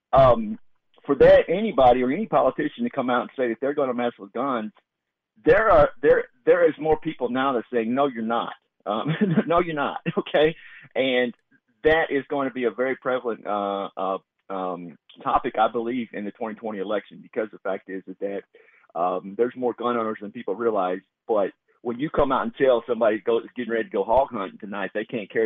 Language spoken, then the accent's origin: English; Texas, United States; I'm from Texas, born and raised